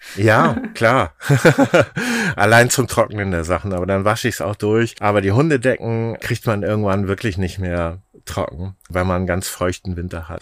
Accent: Schleswig-Holstein, Germany; also born or lived in Bad Bramstedt; ich war immer ein, ein Kind des Meeres sozusagen, zwischen den Meeren aufgewachsen

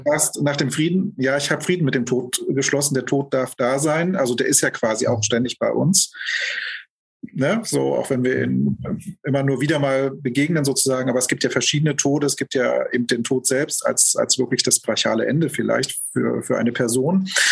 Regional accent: Germany; also born or lived in Lübeck / Hamburg; now in Berlin, Germany; ich bin geboren 1973 in der Lausitz, bin da auch aufgewachsen

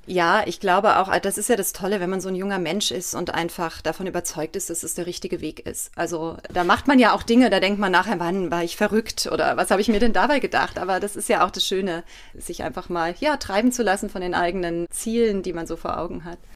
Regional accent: Erftstadt, North Rhine-Westphalia, Germany; moved away as an adult; also born or lived in Cologne; now in Mainz, Germany; ich bin ja nicht in Köln aufgewachsen, ich bin auch außerhalb in Erftstadt aufgewachsen

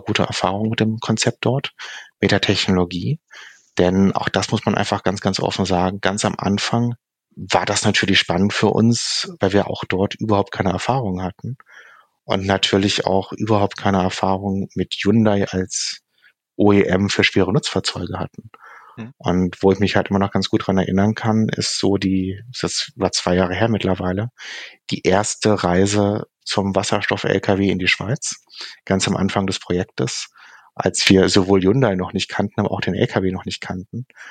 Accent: Hamburg, Germany; die hanseatische Bescheidenheit als Hamburger

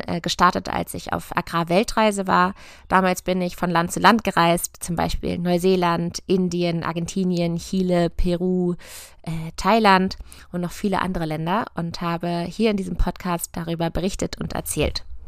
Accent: near Hannover, Lower Saxony, Germany; also born or lived in Göttingen; Ich komme aus der Nähe von Hannover, von einem konventionellen Ackerbaubetrieb

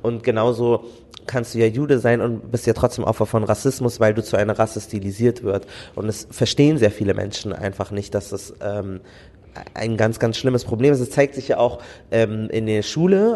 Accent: Germany; ich bin Deutscher

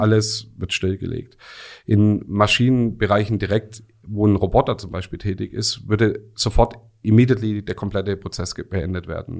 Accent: Rems Valley, Baden-Württemberg, Germany; komme hier aus dem wunderschönen Remstal, ganz um mhm. die Ecke

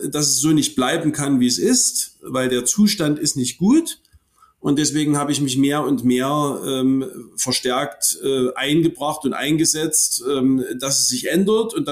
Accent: Hohenstein-Ernstthal, Saxony, Germany; In meiner Heimatstadt Hohenstein-Ernstheim äh, ist in den 90er Jahren ähm, ein ähm, junger Mann ähm, so aus der Punk-Szene äh, von Rechtsradikalen totgeschlagen wurden.

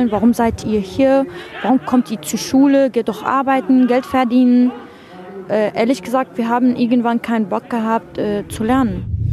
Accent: Syria; now in Germany; Ich komme aus Syrien. Ich bin seit fünf Jahren in Deutschland

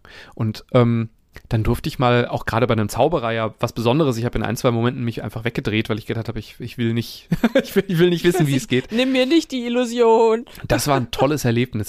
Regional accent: Langen, Hesse, Germany; moved away; meine alte Heimatstadt Langen

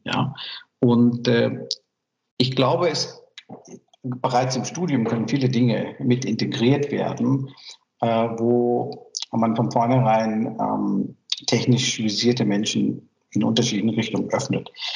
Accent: Myanmar; German is a second language; now in Germany; ich komme aus Burma

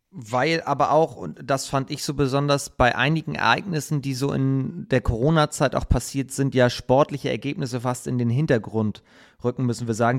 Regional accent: Hamburg, Germany; ich als Hamburger

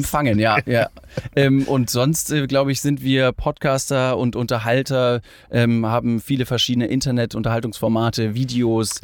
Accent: Ingolstadt, Bavaria, Germany; Äh, ich komme aus Ingolstadt

